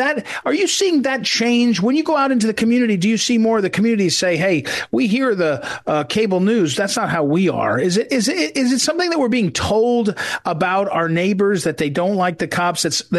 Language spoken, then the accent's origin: English; Missouri, United States; You know, I come from Missouri.